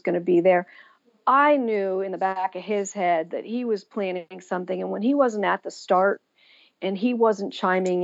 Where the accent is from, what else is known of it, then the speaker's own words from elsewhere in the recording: Pennsylvania, United States; my hometown of Pennsylvania